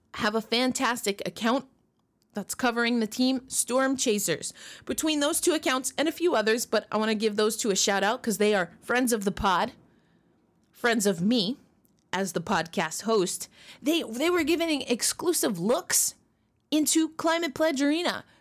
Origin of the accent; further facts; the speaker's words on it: New York, United States; moved away; one of my hometown teams, the New York Rangers